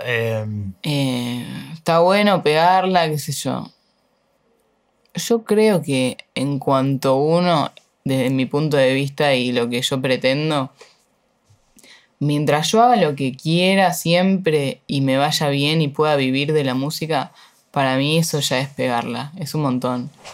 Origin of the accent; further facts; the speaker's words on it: Uruguay; moved away as an adult; now in Buenos Aires, Argentina; yo soy re uruguaya en algunas cosas